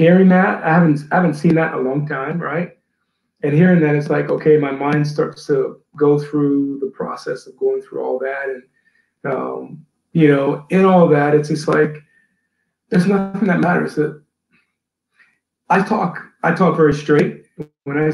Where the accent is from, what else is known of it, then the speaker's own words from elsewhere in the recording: Atlanta, Georgia, United States; also born or lived in New Orleans, Louisiana; my dad got a job in Atlanta and we moved to Atlanta.